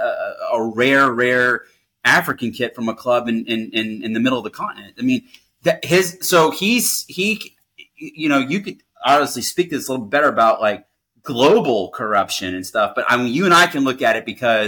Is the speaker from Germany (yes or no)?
yes; Germany; moved away; growing up in Germany and playing club football over there